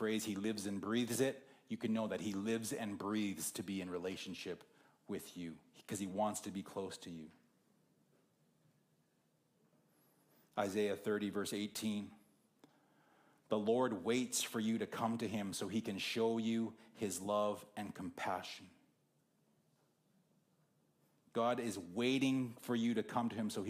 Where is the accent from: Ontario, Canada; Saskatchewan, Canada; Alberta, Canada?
Saskatchewan, Canada; Whitewood; moved away; my hometown of Whitewood is halfway between here and Saskatoon